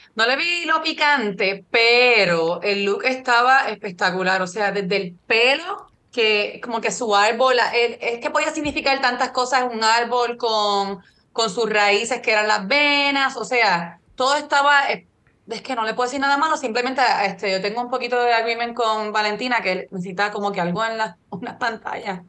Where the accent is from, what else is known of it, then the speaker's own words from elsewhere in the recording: Puerto Rico; yo que soy de Puerto Rico